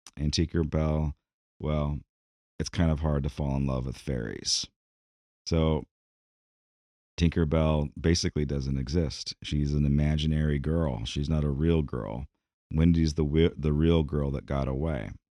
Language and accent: English; United States; American D N A, in our mantra, in, in who we are, our national identity